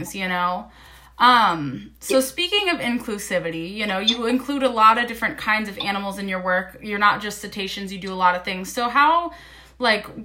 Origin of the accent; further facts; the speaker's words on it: United States; I'm an American from the United States